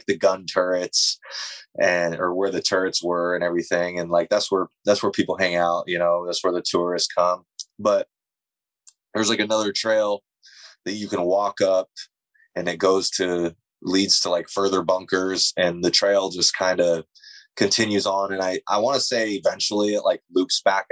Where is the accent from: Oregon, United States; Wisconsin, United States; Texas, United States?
Oregon, United States; Warrenton; there's a town between Seaside and Astoria called Warrenton, which is actually a town I grew up